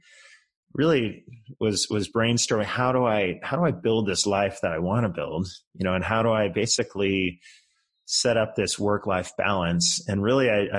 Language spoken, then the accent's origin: English; just outside of San Francisco, California, United States; moved away as an adult; also born or lived in Colorado / Japan; I grew up just outside of San Francisco, kind of in some affluent suburbs out there